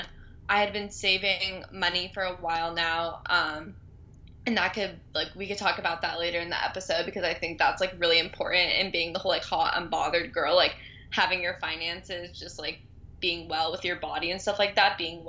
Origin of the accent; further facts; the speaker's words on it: Southern California, United States; also born or lived in Boston; I'm from Southern California